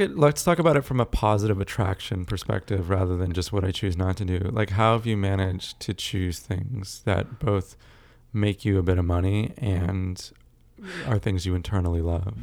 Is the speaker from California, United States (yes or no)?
yes; California, United States; also born or lived in South Africa / Texas; Largely grew up in California